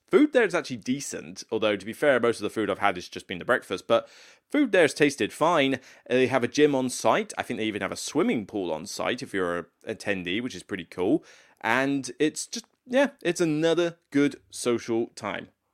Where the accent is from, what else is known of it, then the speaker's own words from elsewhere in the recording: Taunton, South West England, United Kingdom; moved away; Holiday Inn in Taunton. So it's in my hometown